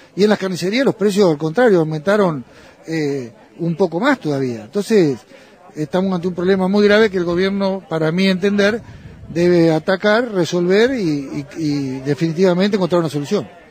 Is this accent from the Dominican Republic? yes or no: no; El Triunfo, Buenos Aires Province, Argentina; Yo soy de un pequeño pueblo en el noroeste de la provincia de Buenos Aires, en el Triunfo, que somos 1.500 habitantes